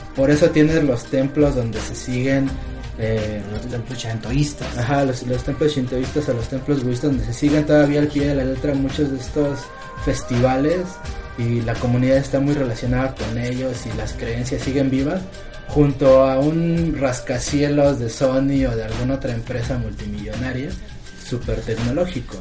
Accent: Mexico; los mexicanos tengamos cierta afinidad

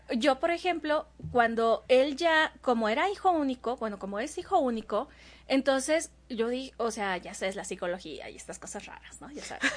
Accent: Veracruz, Mexico; moved away; yo soy jarocha

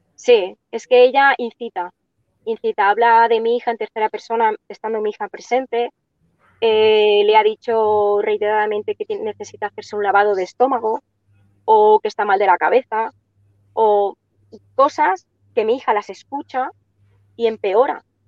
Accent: Catalonia, Spain; nosotros somos catalanes, nacimos aquí y nosotros hablamos bien el catalán

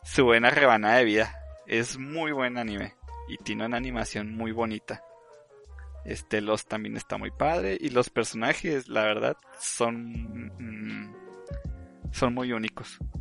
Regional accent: Mexico; somos de México

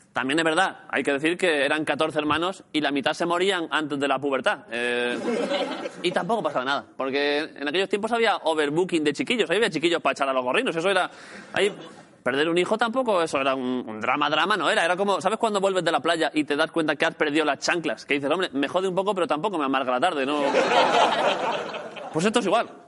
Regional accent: Jaén, Andalusia, Spain; soy de Jaén

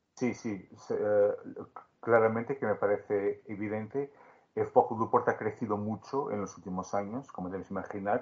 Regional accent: Beja, Alentejo, Portugal; acompañaba al club de mi pueblo, el Club Sportivo Beja

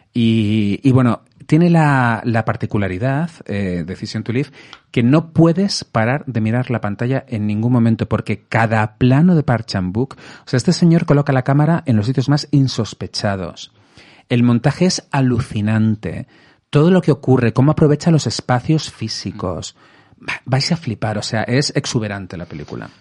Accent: Madrid, Community of Madrid, Spain; Yo de aquí de Madrid.

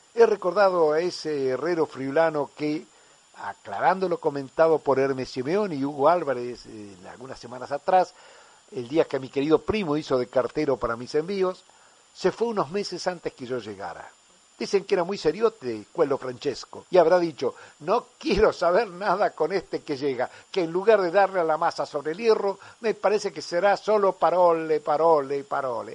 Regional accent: General Baldissera, Córdoba, Argentina; now in Spain

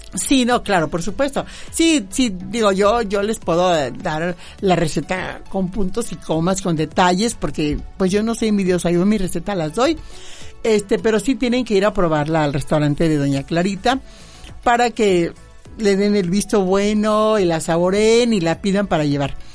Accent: Misantla, Veracruz, Mexico; allá en mi tierra

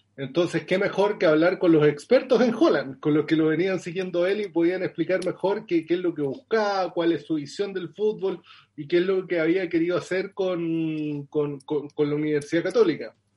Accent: Los Ángeles, Biobío, Chile; also born or lived in Concepción, Chile; yo nací en el sur de Chile, bueno, en realidad no, no, no es tan al sur, en, una ciudad que se llama Concepción, pero viví toda mi infancia en Los Ángeles, que queda muy cerca

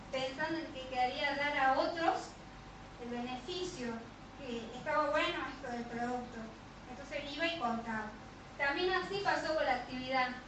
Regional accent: Catamarca, Argentina; porque Javi eh, vinimos de Catamarca acá a varias operaciones que se tuvo que hacer de columna.

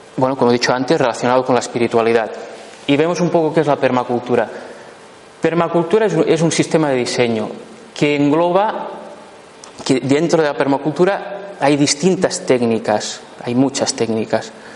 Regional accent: La Pobla de Lillet, Catalonia, Spain; yo nací en la, en Popla de Lillet, un pueblo muy bonito

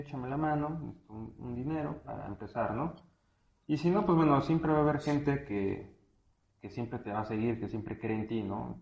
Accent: Mexico; aquí en México, porque pues bueno, de aquí somos

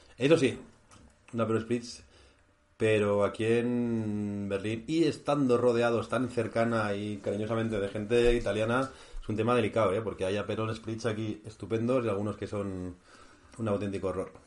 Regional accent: Basque Country, Spain; moved away; con mi tierra, con Euskadi

